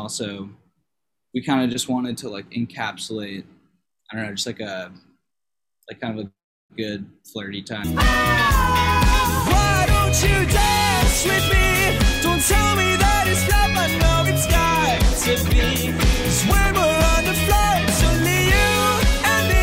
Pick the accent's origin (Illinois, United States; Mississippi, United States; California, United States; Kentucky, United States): California, United States; Agoura Hills; we're originally from Agoura Hills, California